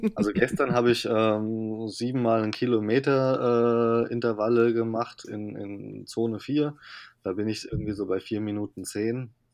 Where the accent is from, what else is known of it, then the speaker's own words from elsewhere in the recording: Rhineland-Palatinate, Germany; moved away as an adult; ich komme ja eigentlich aus Rheinland-Pfalz